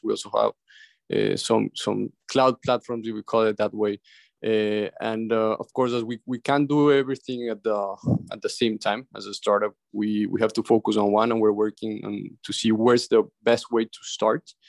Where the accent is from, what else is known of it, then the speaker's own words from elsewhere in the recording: Ecuador; now in Miami, United States; in my country where I was raised in Ecuador